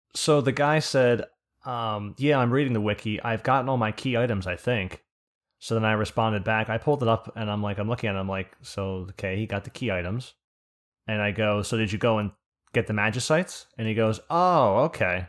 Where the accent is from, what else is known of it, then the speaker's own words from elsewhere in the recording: New Jersey, United States; accent: Jersey; my accent by calling it a Jew-Z accent